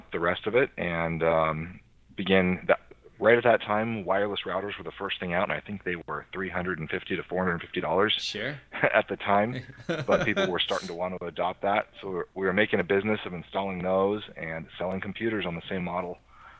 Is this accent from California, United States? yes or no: yes; Ojai, California, United States; also born or lived in San Jose; I moved back down home to my hometown of Ojai, which is about 350 miles south of San Jose.